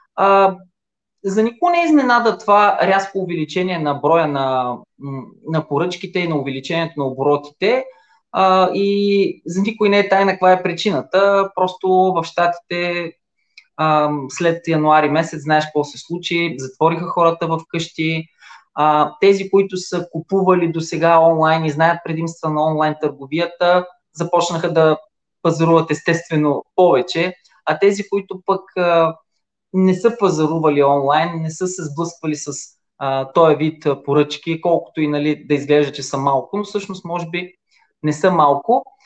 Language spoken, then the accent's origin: Bulgarian; Silistra, Silistra Province, Bulgaria; На 48 години съм от Силистра